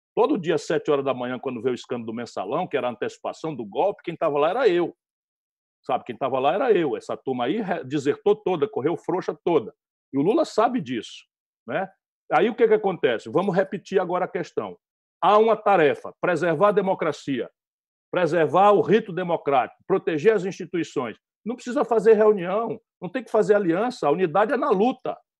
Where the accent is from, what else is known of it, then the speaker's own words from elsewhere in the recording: interior of Ceará, Brazil; eu sou daqui do Nordeste, embora tenha sido nascido no interior do Ceará